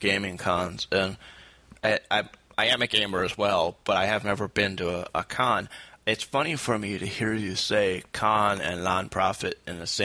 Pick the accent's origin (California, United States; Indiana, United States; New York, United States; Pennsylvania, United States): New York, United States; Saratoga Springs; I work with a shelter organization down in my hometown, Saratoga Springs